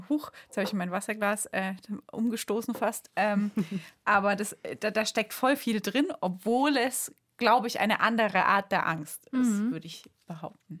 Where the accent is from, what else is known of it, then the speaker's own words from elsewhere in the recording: Bamberg, Bavaria, Germany; aus Bamberg kommt, aus meiner Heimat.